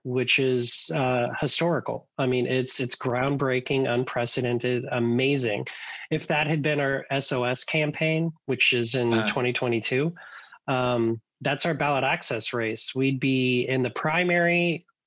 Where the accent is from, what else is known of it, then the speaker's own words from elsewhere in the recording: Bloomington, Indiana, United States; I grew up in Bloomington, Indiana